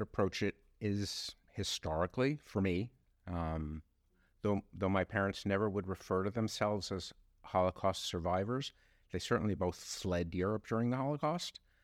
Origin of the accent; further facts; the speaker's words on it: New York, United States; I grew up on the Upper West Side